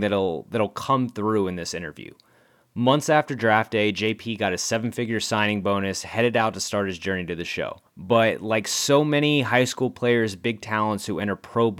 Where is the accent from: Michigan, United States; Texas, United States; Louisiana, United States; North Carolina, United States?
Texas, United States; San Antonio Hill Country area; We grew up playing baseball in the San Antonio Hill Country area.